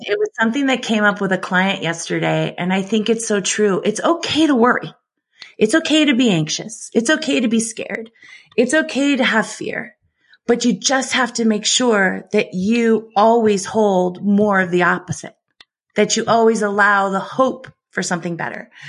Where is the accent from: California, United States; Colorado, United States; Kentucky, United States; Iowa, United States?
California, United States; San Francisco; I grew up in San Francisco